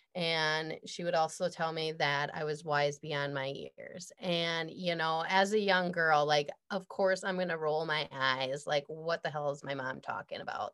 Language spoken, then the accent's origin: English; Midwest, United States; I'm from the Midwest